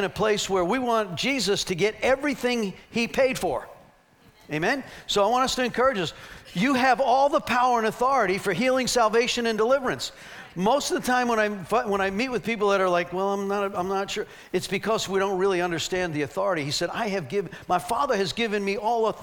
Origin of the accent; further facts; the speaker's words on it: New York, United States; moved away; I'm from New York